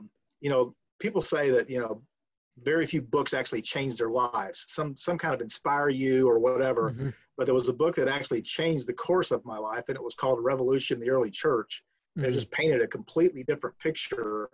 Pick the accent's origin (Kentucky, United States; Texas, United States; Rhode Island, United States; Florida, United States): Florida, United States; Crystal River; moved away as an adult; also born or lived in Searcy, Arkansas; I grew up in Florida, Central Florida, Crystal River, a town north of Tampa, about an hour and a half